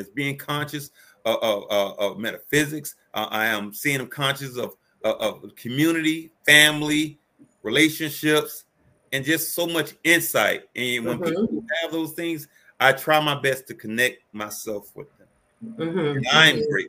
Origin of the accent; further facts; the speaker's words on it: Miami, Florida, United States; now in Indianapolis, United States; I'm from Miami, Florida